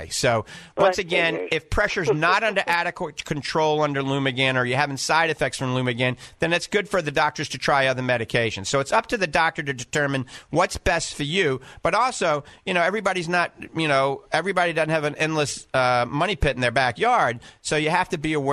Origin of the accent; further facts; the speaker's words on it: Clearwater, Florida, United States; You know, it's just a hop, skip, and a jump from where we're from Clearwater.